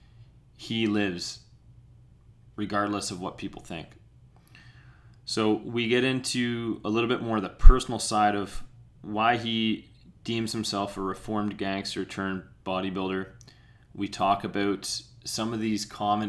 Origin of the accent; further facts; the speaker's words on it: Peterborough, Ontario, Canada; we grew up in, for the most part, we grew up in Peterborough, Ontario